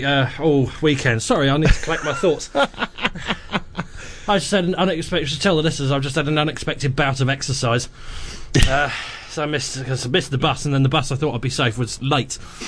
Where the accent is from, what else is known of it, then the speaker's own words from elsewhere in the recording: England, United Kingdom; Well, I'm English. My whole life is a passive-aggressive note.